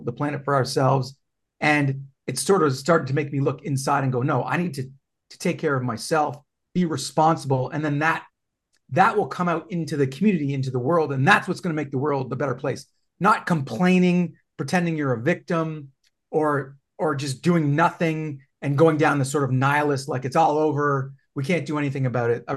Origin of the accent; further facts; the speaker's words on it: Canada; I'm Canadian